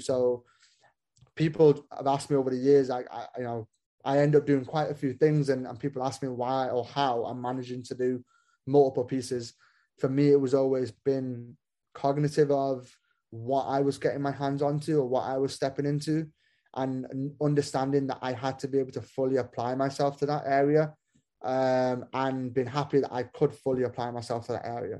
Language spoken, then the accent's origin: English; Manchester, North West England, United Kingdom; moved away as an adult; also born or lived in Kansas City, United States; now in Bloomington, United States; I was born in Manchester, uh, in England